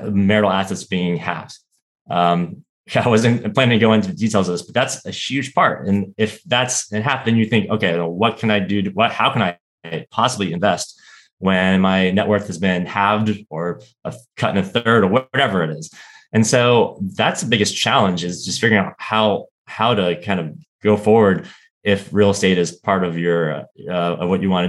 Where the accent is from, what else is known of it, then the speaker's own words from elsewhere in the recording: Florida, United States; moved away as an adult; now in Washington, D.C., United States; I grew up in Florida and moved to Washington, D.C. For undergrad. And I've been in D.C. ever since